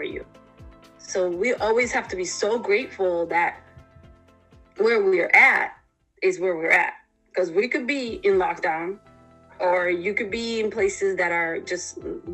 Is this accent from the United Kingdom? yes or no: no; Panama; moved away; I come from another country. I come from Panama originally.